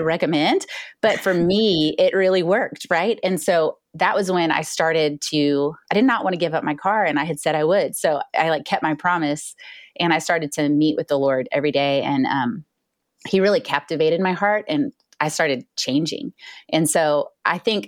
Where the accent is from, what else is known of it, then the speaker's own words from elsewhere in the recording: Houston, Texas, United States; moved away as an adult; also born or lived in China / Boston / Tyler, Texas / Bay Area, California; now in Dallas, United States; I grew up in Houston, Texas